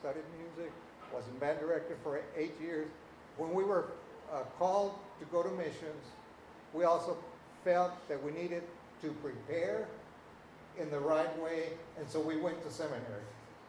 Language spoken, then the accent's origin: English; Texas, United States; we're from South Texas